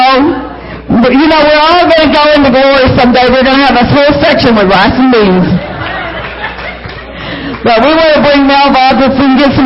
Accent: United States; also born or lived in Arkansas / Texas; now in Oklahoma, United States; I'm from Arkansas and Texas

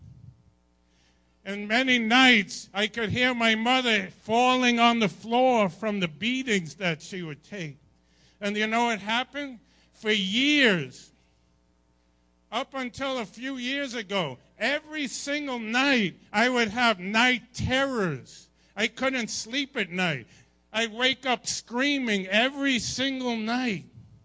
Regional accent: Long Island, New York, United States; I grew up in Long Island

